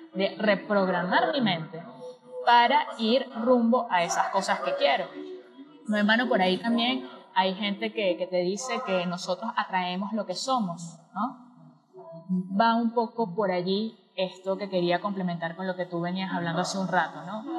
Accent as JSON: {"language": "Spanish", "country": "Venezuela", "moved": "yes", "lives_now": "Argentina", "said": "soy venezolana viviendo en Argentina"}